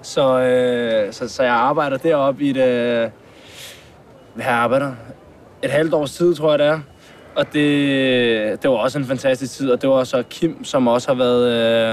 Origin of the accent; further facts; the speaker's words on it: Hvidovre, Capital Region of Denmark, Denmark; now in Frederiksberg, Denmark; Nu bor jeg så på, på Frederiksberg, men jeg kommer fra, fra Hvidovre, og mine forældre bor der stadig.